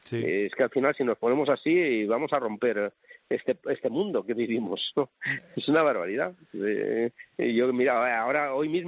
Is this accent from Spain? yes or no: yes; Valencia, Valencian Community, Spain; Soy de Valencia y tengo que defender a los cítricos